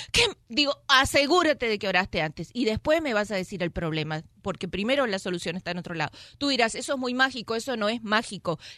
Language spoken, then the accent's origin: Spanish; Mexico; yo soy mexicano, hecho por mexicanos, no sé por cuántos